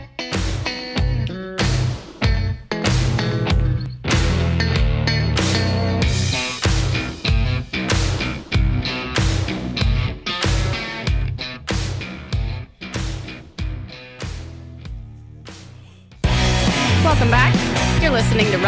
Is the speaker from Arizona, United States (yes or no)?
no; Oklahoma, United States; moved away as an adult; now in Houston, United States; I have only lived in Houston for, 4 or 5 years? And I grew up in Oklahoma, a very small town